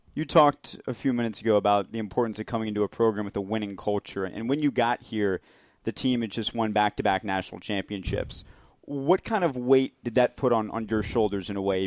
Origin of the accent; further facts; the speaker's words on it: Marietta, Georgia, United States; We're both from Marietta, Georgia